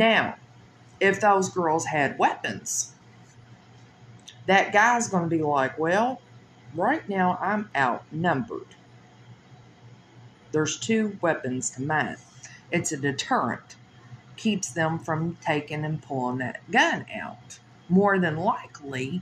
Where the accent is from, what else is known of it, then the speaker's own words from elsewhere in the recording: Louisville, Kentucky, United States; I come from Louisville, Kentucky